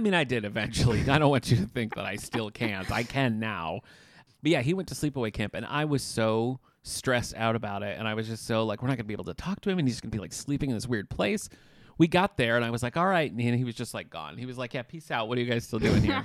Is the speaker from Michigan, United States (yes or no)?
yes; Battle Creek, Michigan, United States; moved away; I'm originally from Battle Creek, Michigan